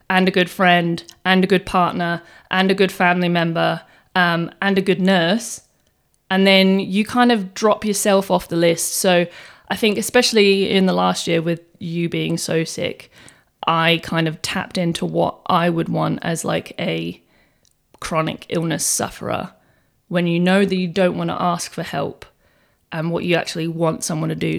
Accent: England, United Kingdom; now in Australia; I was born in England and I came to Australia ten years ago.

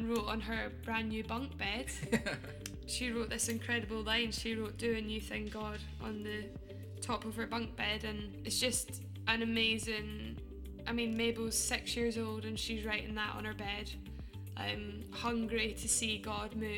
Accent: Scotland, United Kingdom; accent: Scottish; also born or lived in London; now in Nottingham, United Kingdom; I'm Scottish

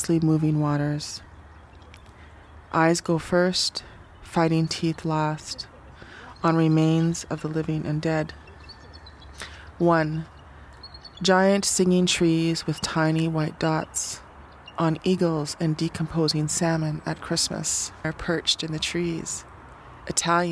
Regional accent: Sault Ste. Marie, Ontario, Canada; also born or lived in Lac Seul First Nation; now in Victoria, Canada; I'm from Sault Ste. Marie, Ontario, and Lac-Seul First Nation

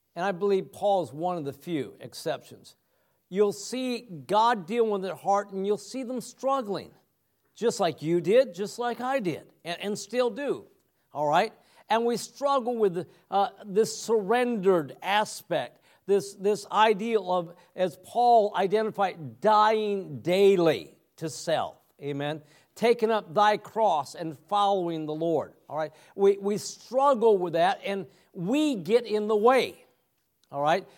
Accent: United States; moved away as an adult; also born or lived in Cebu City, Philippines / Saint Petersburg, Florida; now in Metro Vancouver, Canada; we are from the States

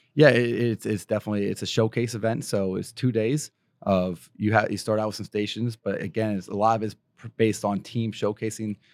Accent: Pennsylvania, United States; moved away; I grew up in Pennsylvania

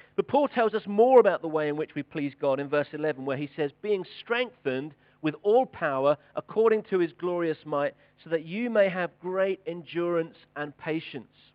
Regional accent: United Kingdom; we're British

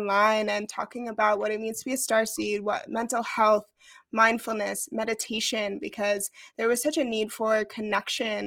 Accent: New York, United States; moved away as an adult; I grew up in New York. I started my journey in New York City.

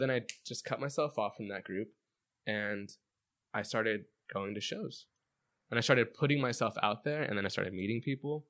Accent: Chino, California, United States; I grew up in Chino, borderline Pomona, borderline, like, Montclair.

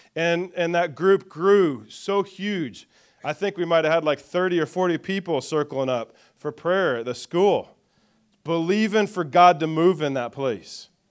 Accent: Greenfield, Indiana, United States; was born in Greenfield, Indiana, though, and grew up around the Greenfield and Shirley area, kind of the Hancock County, it's kind of my main growing up area.

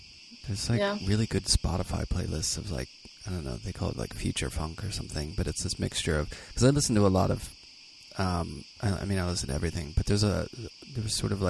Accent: Pittsburgh, Pennsylvania, United States; moved away as an adult; also born or lived in New York; I grew up in Pittsburgh and like working class, you know, like kind of like Minneapolis.

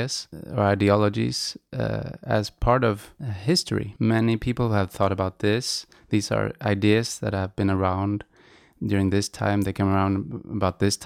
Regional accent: Sweden; first language Swedish; English is a second language; I grew up in Sweden and Swedish is my first language.

